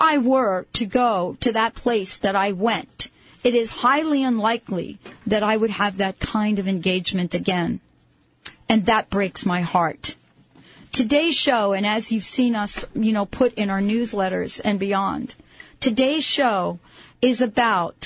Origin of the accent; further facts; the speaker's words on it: New York City, New York, United States; I grew up in the Bronx. I was born in the Bronx, and I lived in the Bronx